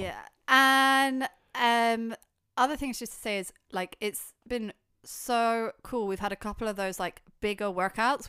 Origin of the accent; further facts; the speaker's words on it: United Kingdom; we're quite British